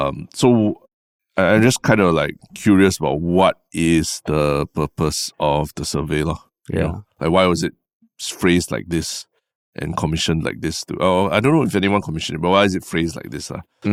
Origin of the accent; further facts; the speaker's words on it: Singapore; When you say, I believe Singapore is ready, does it mean that you're saying that I am ready as a Singaporean, I am ready?